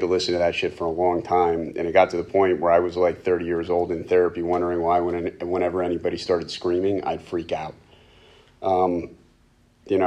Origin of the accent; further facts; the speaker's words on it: Reading, Pennsylvania, United States; I was born and raised in Reading